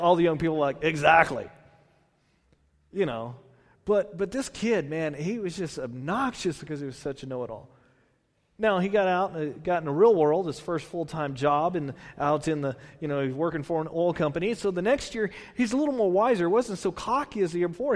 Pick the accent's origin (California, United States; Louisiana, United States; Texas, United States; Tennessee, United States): Texas, United States; I'm from Texas.